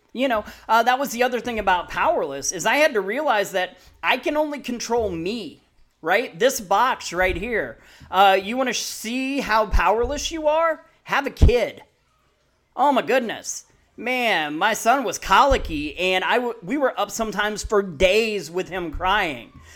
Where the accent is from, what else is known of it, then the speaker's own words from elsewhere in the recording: Peoria, Illinois, United States; moved away; also born or lived in Missouri; I grew up ear, early childhood in Peoria